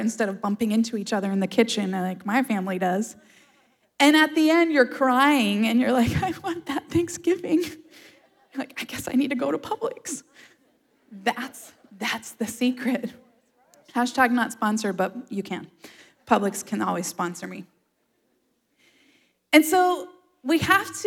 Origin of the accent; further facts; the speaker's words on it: Florida, United States; I'm a native Floridian. I've lived in Florida my whole life.